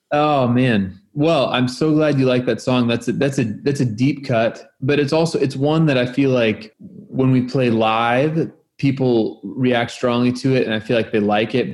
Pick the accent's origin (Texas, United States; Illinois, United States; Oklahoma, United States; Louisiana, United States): Oklahoma, United States; I'm from Oklahoma